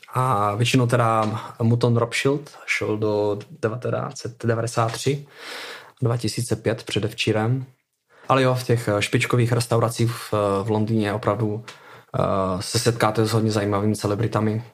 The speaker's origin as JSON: {"language": "Czech", "region": "Moravia", "country": "Czechia", "tie": "born or raised there", "moved": "yes", "lives_now": "London, United Kingdom", "said": "samozřejmě pocházím z Moravy, máme tady nějakou tradici celkem, celkem velkou. Já už jsem od 15 let chodil v kroju u nás na vesnici"}